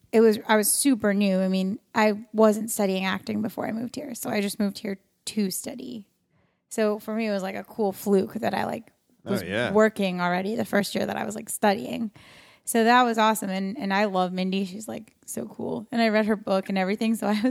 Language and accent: English; New York, United States; now in West Coast, United States; New York.